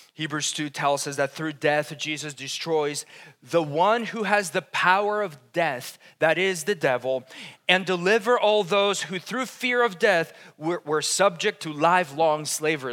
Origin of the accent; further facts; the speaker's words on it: Colombia; moved away; I'm from Colombia. It's like the land of coffee